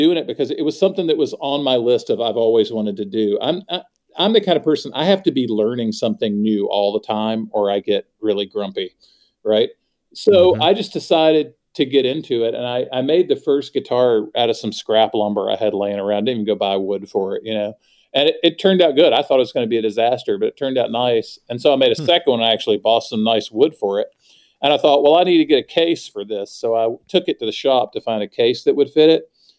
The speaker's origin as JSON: {"language": "English", "region": "the South", "country": "United States", "said": "that's really in my soul, you know, as a Southerner, that's in there."}